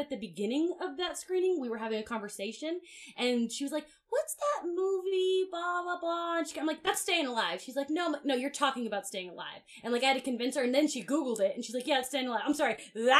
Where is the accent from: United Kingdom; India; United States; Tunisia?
United States; New Jersey; because like Travolta, I'm from Jersey, all that local news made it to my family who lived in Jersey